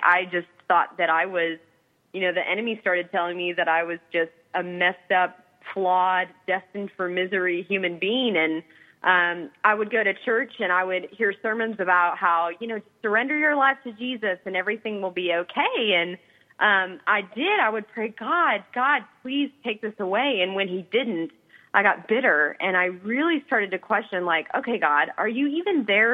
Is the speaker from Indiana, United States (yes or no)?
yes; Indiana, United States; I grew up in Indiana